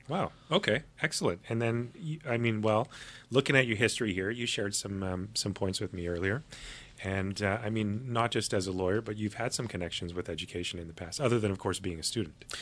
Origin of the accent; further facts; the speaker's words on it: Winnipeg, Manitoba, Canada; now in Nanaimo, Canada; growing up, I, I'm from Manitoba, Winnipeg